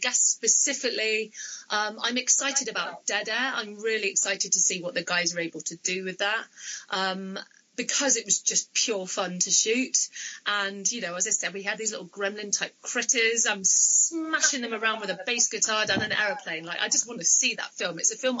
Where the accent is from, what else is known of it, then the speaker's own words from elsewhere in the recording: Bristol, South West England, United Kingdom; accent: Bristolian; Obviously, I'm from Bristol, but my Bristolian accent is a bit crap. I suppose I spent so much of my life making sure that I didn't get a really strong Bristolian accent.